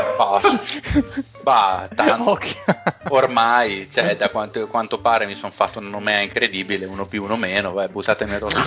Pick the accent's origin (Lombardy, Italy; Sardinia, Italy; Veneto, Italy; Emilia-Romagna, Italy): Emilia-Romagna, Italy; Bologna; Sono di Bologna